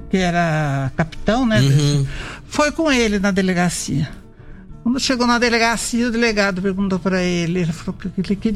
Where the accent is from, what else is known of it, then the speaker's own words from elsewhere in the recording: Piracicaba, São Paulo, Brazil; moved away as an adult; also born or lived in Laranjal Paulista / Jaú; now in Rio Verde, Brazil; éramos de Piracicaba, Laranjal, daquela região, mas eu, Don Lee e eu estávamos morando em Jaú.